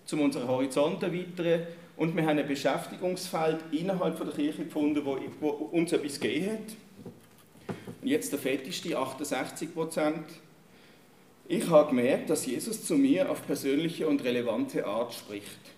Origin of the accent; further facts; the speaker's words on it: Germany; moved away as an adult; now in Switzerland; Ich bin in Deutschland geboren und aufgewachsen. Mit 21 in die Schweiz gekommen, der Liebe wegen.